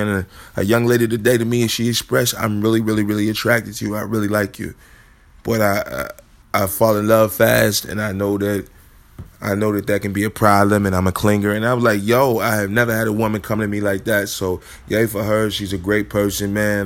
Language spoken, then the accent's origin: English; Chicago, Illinois, United States; moved away; I'm from Chicago